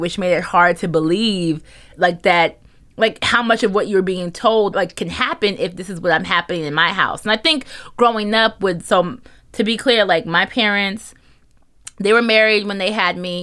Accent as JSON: {"language": "English", "region": "New Jersey", "country": "United States", "also_born_or_lived": "New York", "moved": "as an adult", "said": "we're from New Jersey"}